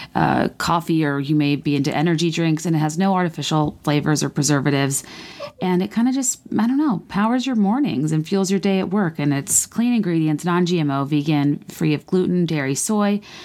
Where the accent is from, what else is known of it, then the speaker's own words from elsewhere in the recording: Virginia, United States; also born or lived in San Diego, California; I was born in San Diego, so I looked at the high school I like would have gone to if my family had never moved to Virginia